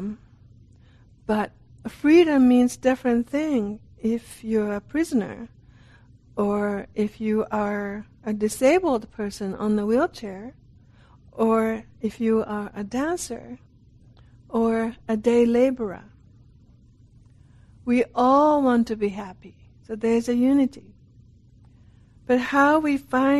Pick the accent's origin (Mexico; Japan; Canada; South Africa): Japan; moved away; also born or lived in Italy; I'm from Japan